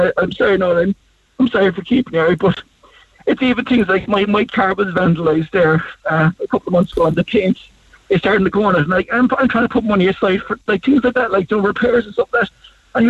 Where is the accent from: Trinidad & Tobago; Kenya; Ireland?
Ireland; I just think as a country, not as Irish people, but take some pride in our country.